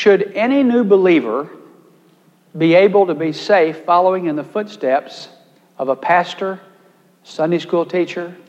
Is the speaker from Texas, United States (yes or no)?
yes; Texas, United States; my great weakness as a Texan from a ranch